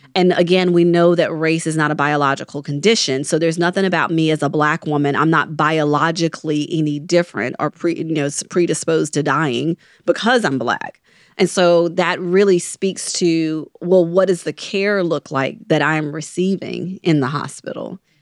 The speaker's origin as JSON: {"language": "English", "region": "Mississippi", "country": "United States", "tie": "born or raised there", "moved": "yes", "lives_now": "New Orleans, United States", "said": "I grew up in Mississippi"}